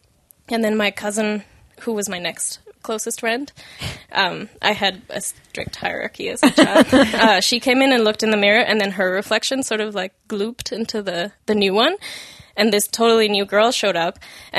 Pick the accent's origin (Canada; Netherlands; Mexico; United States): Mexico; I grew up in Mexico.